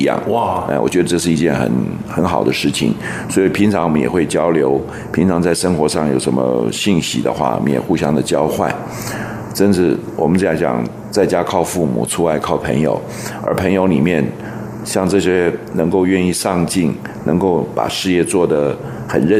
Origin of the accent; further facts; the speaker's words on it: Taiwan; 嗯，我们讲饮水思源，我们是在台湾长大，但是我们从台湾出发，不论去中国大陆，去任何国家，都应该把我们自己的本分做好